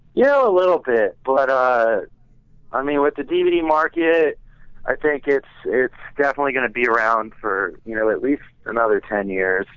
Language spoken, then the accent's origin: English; Westport, Connecticut, United States; moved away; my hometown paper back in Westport, Connecticut